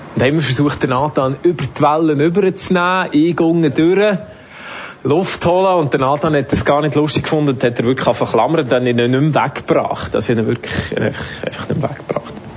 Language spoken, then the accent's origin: German; Switzerland; Ich komme aus der Schweiz, ich habe den roten Pass